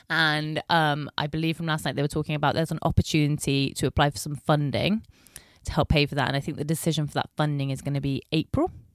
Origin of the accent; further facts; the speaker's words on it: Bristol, South West England, United Kingdom; I am born and bred in Bristol.